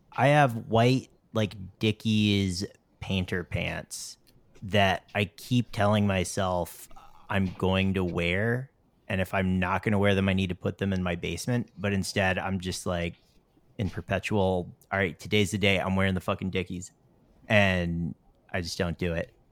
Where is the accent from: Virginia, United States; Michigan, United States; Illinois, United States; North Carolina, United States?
North Carolina, United States; moved away; I grew up in North Carolina